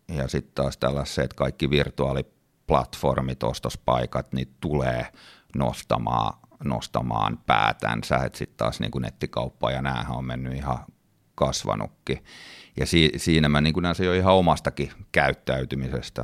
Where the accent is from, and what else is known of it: Finland; moved away; also born or lived in United States